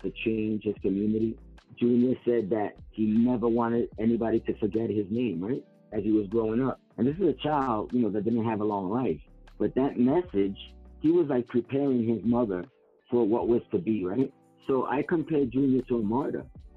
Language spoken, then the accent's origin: English; New York City, New York, United States; I'm from the Bronx